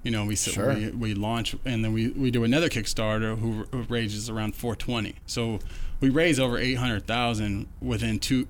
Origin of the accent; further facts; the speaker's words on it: Oregon, United States; moved away; I was born and raised in Oregon.